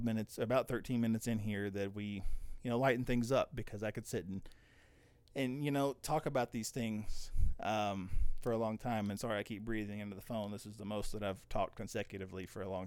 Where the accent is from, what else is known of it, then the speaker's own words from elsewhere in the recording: United States; we're all the time in America bashing our leaders